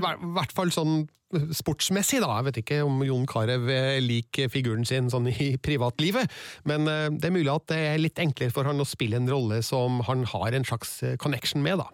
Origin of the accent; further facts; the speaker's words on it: Trøndelag, Norway; jeg og du, vi er trøndere